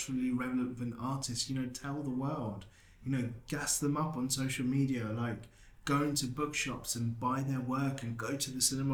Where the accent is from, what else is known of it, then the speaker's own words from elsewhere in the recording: London, United Kingdom; moved away as an adult; now in Bristol, United Kingdom; I grew up in Northwest London. Spent the majority of my time in Harrow.